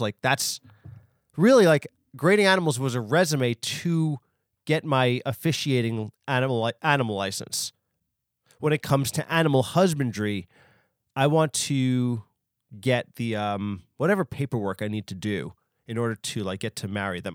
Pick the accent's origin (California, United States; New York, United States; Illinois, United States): New York, United States; New York is my hometown. I'm from New York